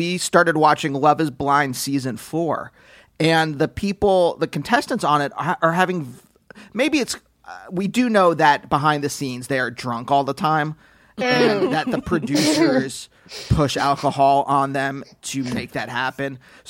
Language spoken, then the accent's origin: English; Pennsylvania, United States; I was growing up in Pennsylvania.